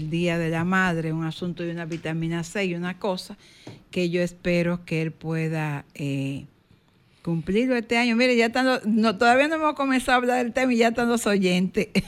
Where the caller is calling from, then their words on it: San Cristóbal, Dominican Republic; de San Cristóbal.